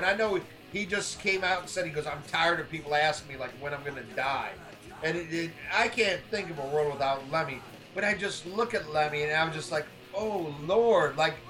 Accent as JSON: {"language": "English", "region": "Illinois", "country": "United States", "tie": "born or raised there", "moved": "yes", "said": "Where I grew up in Illinois, it was called Hardee's."}